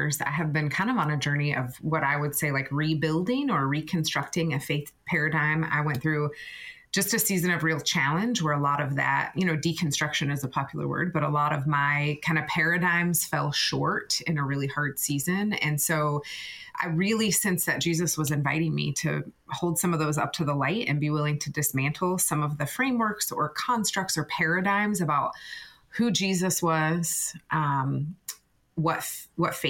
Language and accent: English; Florida, United States; now in Naperville, United States; I'm in Naperville, actually, and it's covered in snow outside, but I grew up in Florida